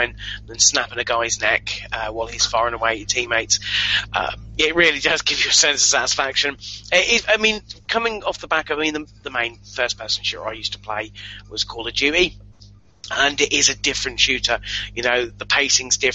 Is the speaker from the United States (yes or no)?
no; England, United Kingdom; I'm English.